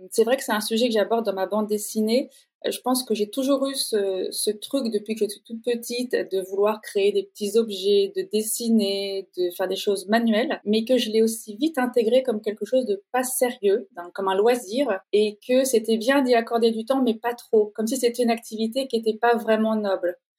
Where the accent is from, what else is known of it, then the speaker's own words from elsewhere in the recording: Normandy, France; moved away; also born or lived in Paris / Italy; je suis normande d'origine